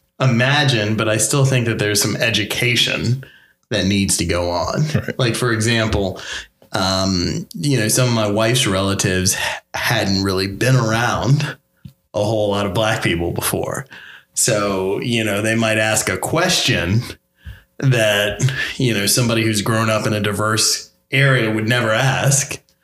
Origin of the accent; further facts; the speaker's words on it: Northern Virginia, United States; I grew up, I live in Northern Virginia now, and I'm a Northern Virginia native